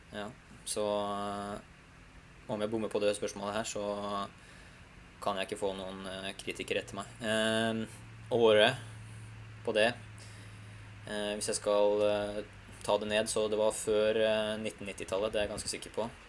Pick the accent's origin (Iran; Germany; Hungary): Hungary; now in Norway; mitt hjemland som står for det arrangementet her. vet du, Ungarn og Budapest